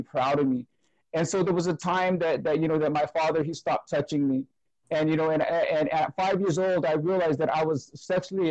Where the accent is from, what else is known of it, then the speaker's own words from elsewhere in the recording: Brentwood, California, United States; I'm from Brentwood, California. It's about 40 minutes outside of San Francisco